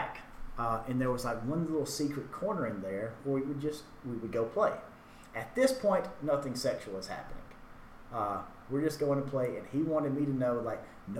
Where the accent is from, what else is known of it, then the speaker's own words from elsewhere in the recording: Hackleburg, Alabama, United States; I grew up in Hackleburg, a very small, like a town in northwest Alabama with a population of about 1,000 people.